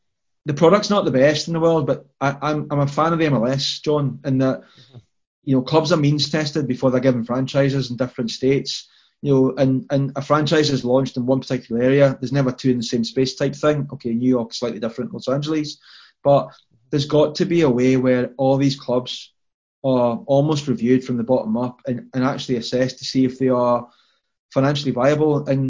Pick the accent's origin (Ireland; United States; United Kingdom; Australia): United Kingdom; England; born there; I was born in England. I'm a Scotland supporter. My parents are Scottish.